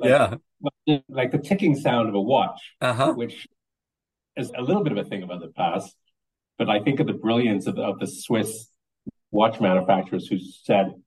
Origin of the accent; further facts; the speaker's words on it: Grenada; moved away; I'm West Indian. I'm originally from the island of Grenada.